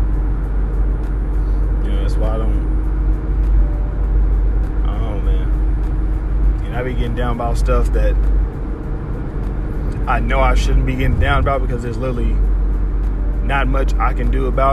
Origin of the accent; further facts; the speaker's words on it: Harvey, Illinois, United States; moved away; back home, back in Harvey